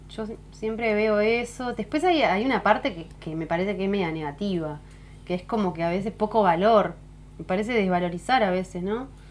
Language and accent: Spanish; Salinas, Canelones, Uruguay; now in Punta del Diablo, Uruguay; cerca de donde me crié, donde decía cerca de Montevideo, en Salinas